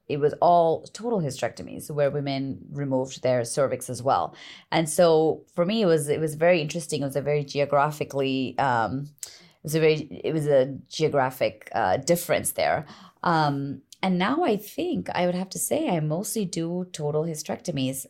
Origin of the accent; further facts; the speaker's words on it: East Coast, United States; moved away as an adult; also born or lived in Massachusetts / Connecticut / Long Island, New York; now in California, United States; I'm from the East Coast originally.